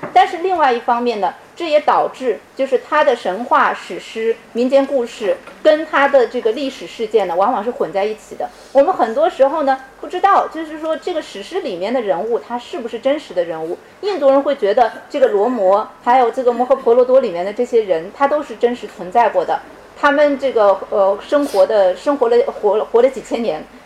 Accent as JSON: {"language": "Chinese", "country": "China", "said": "我是从中国来的"}